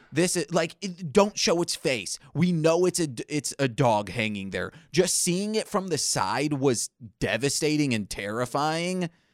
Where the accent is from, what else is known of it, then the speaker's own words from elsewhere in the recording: Michigan, United States; born and raised in Michigan